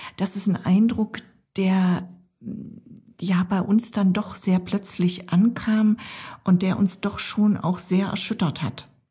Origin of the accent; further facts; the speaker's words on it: eastern Germany, Germany; ich komme ja aus dem Osten Deutschlands